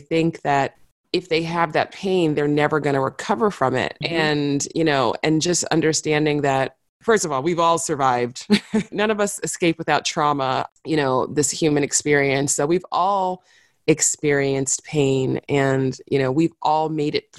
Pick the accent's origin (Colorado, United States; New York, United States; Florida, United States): New York, United States; New York City; I grew up in New York City